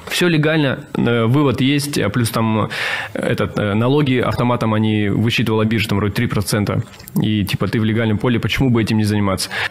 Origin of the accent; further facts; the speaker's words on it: Russian Far East, Russia; moved away as an adult; also born or lived in South Korea; Я сам с Дальнего Востока